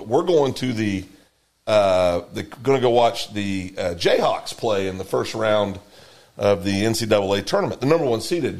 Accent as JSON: {"language": "English", "region": "Kansas", "country": "United States", "said": "I'm from Greenwood County."}